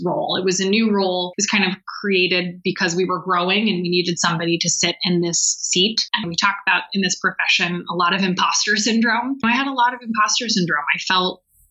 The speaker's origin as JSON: {"language": "English", "area": "Bay Area", "region": "California", "country": "United States", "tie": "born or raised there", "said": "I grew up in the Bay Area and have gone to the same school all my life"}